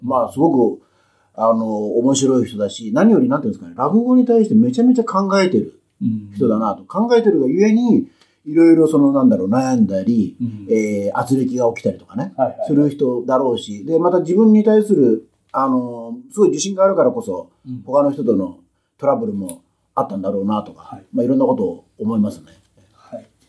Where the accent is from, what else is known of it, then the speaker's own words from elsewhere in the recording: Kyushu, Japan; now in Tokyo, Japan; 僕九州ですから